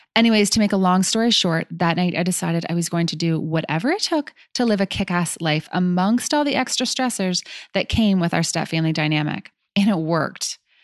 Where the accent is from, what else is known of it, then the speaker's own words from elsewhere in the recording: Canada; So we're from Canada